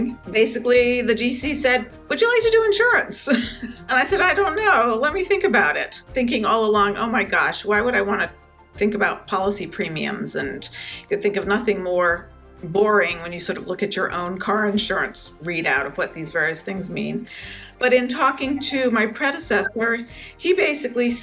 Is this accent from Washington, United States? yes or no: no; Connecticut, United States; moved away as an adult; also born or lived in New York City; I was born and grew up in Connecticut and spent, you know, basically all those formative